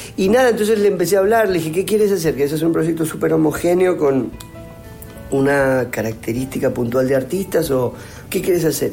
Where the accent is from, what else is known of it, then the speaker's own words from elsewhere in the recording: Argentina; los viví como argentinos, los disfruté como argentinos